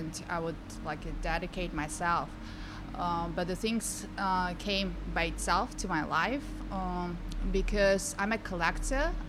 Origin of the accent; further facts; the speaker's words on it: Tajikistan; moved away; I'm from the very small country in Central Asia, Tajikistan